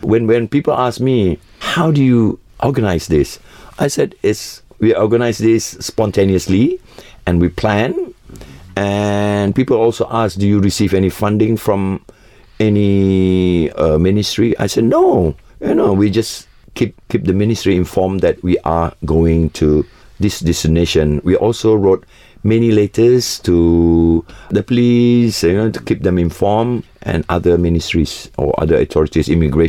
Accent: Sabah and Sarawak, East Malaysia, Malaysia; we, the indigenous people of Sabah and Sarawak, is still around, and we exist, and we believe that we are also Malaysians. We are part of Malaysia.

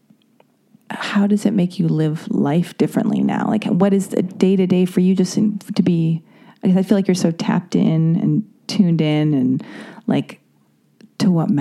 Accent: Los Angeles, California, United States; growing up in Los Angeles

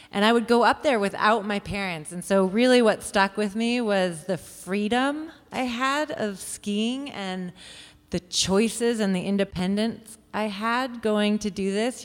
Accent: Seattle, Washington, United States; now in Telluride, United States; I grew up in Seattle

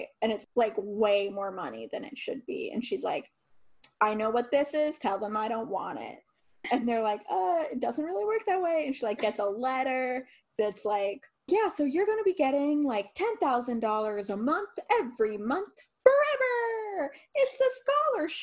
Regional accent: Cincinnati, Ohio, United States; moved away; we're both from the Cincinnati area.

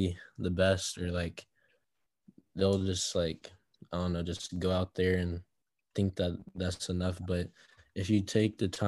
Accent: Allen, Texas, United States; I grew up in Allen

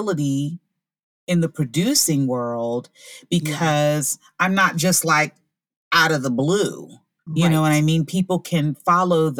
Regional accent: Orlando, Florida, United States; I'm from Orlando, Florida

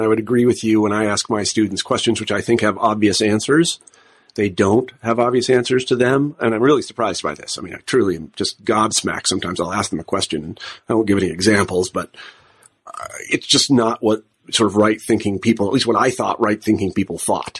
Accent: Midwest, United States; it's partially because I'm a Midwesterner.

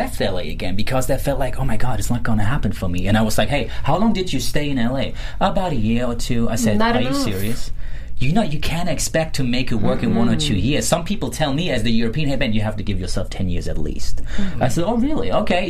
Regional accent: Germany; moved away as an adult; now in Los Angeles, United States; I'm from Germany, right? I left Europe. I came to the U.S.

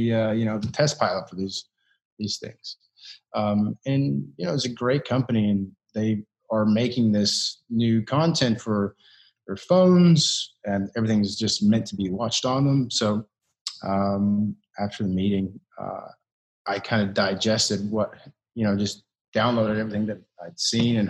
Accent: Kentucky, United States; moved away; I'm from Kentucky

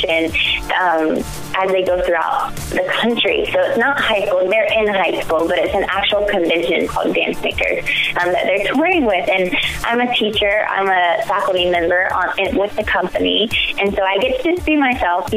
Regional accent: Augusta, Georgia, United States; I grew up in Augusta, Georgia

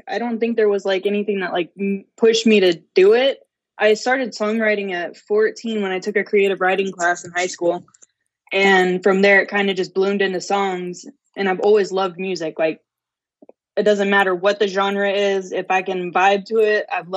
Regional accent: California, United States; also born or lived in Texas; now in Denton, United States; I'm from California

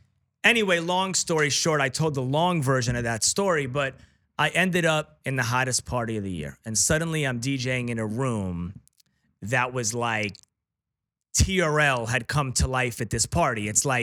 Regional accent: New York, United States; I was too young, but I followed it, obviously, right? As a New Yorker.

